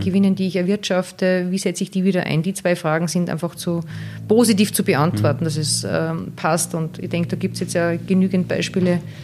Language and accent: German; Salzburg, Austria; bei uns in Salzburg